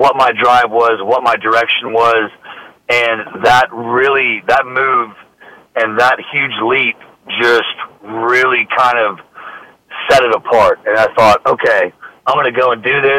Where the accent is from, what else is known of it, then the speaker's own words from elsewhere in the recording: Austin, Texas, United States; also born or lived in Louisiana; I was born and raised in Austin, native Austinite, been there my whole life